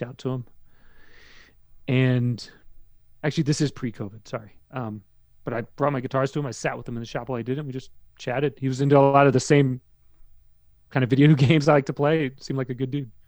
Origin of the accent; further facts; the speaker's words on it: Maryland, United States; moved away as an adult; now in New York, United States; I grew up in Maryland. I moved there in ninety-three, and then I, I left there